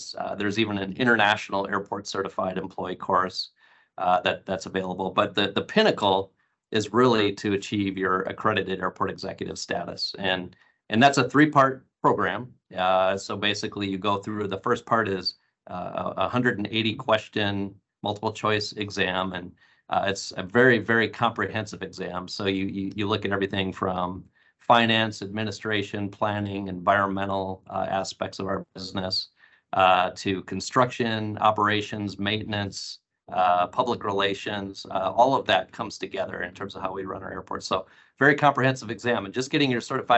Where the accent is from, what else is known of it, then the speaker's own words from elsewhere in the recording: North Central Wisconsin, United States; now in Phoenix, United States; I grew up in North Central Wisconsin